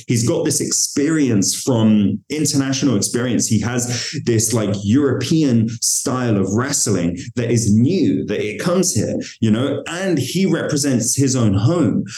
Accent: London, United Kingdom; I'm from London

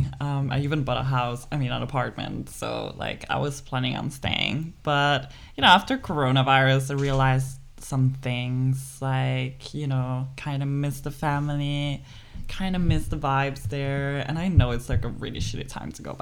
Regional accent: Monza, Lombardy, Italy; moved away as an adult; now in Denmark; I'm from Italy. Born and raised

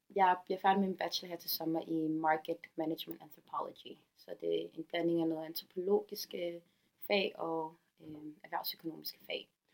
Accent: Copenhagen, Capital Region of Denmark, Denmark; dansk somalier, som født og opvokset

